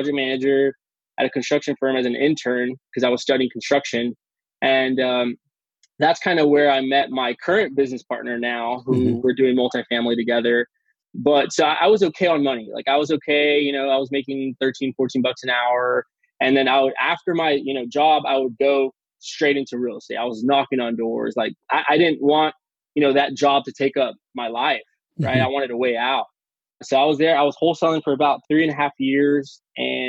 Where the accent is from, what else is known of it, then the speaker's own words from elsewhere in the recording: McAllen, Texas, United States; also born or lived in San Antonio, Texas; I am in McAllen, Texas. Okay. I was born and raised in McAllen